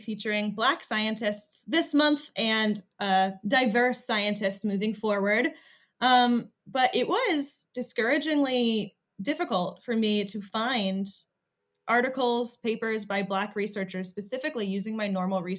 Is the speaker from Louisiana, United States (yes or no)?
no; Michigan, United States; I'm from Michigan